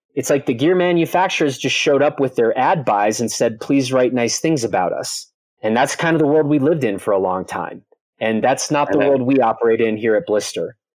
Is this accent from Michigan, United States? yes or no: no; Chicago, Illinois, United States; moved away; I grew up in the Chicago area, very far from any mountains.